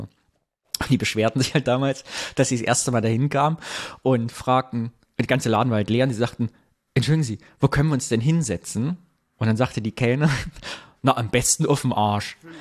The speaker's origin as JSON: {"language": "German", "town": "Sondershausen", "region": "Thuringia", "country": "Germany", "moved": "yes", "said": "in Sondershausen, da wo ich herkomme"}